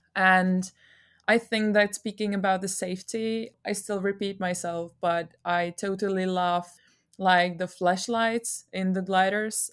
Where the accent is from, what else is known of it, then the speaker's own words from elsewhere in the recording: Czechia; I'm from Czech Republic